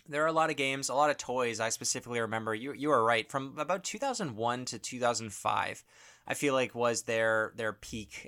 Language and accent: English; Canada